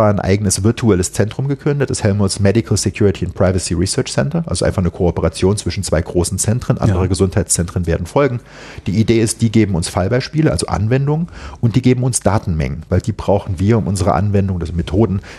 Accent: Saarland, Germany; Ich bin in der Tat da groß geworden.

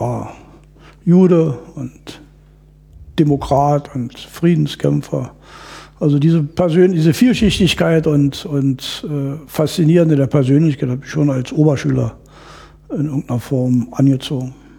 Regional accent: East Germany, Germany; ich bin in der DDR groß geworden

